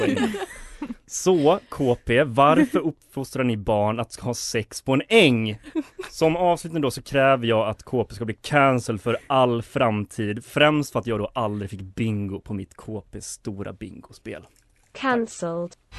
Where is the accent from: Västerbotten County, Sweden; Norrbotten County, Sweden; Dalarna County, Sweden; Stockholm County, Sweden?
Dalarna County, Sweden; Borlänge; jag är från Borlänge